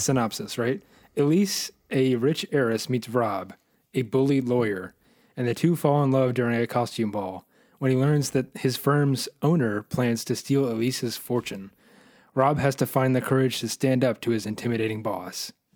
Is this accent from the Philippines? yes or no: no; United States; I'm an American